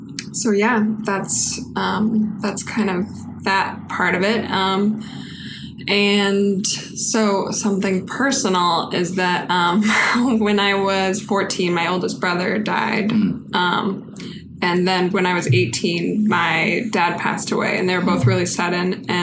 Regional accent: Reno, Nevada, United States; moved away as an adult; also born or lived in San Francisco; I'm from Reno, Nevada. Reno? Born and raised, yeah.

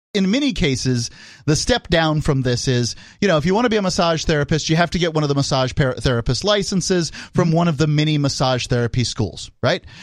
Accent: United States; we're all kind of surprised as American

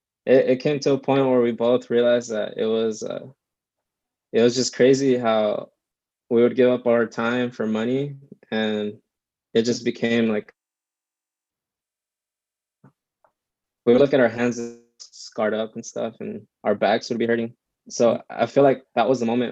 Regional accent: Santa Ana, California, United States; moved away as an adult; also born or lived in Orange, California / Anaheim, California; now in Corona, United States; I was born in Orange County, raised in Santa Ana, Orange, and Anaheim. I recently moved to Corona

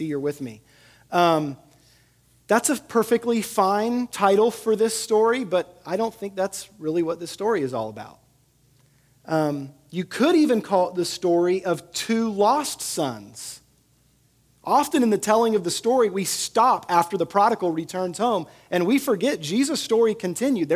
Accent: Sugar Land, Texas, United States; moved away; also born or lived in Tennessee; I grew up in Sugar Land, Texas.

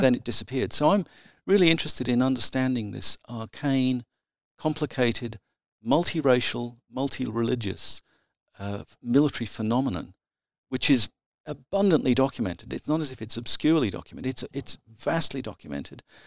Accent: provincial South Australia, Australia; my teenage years, which I spent in provincial South Australia

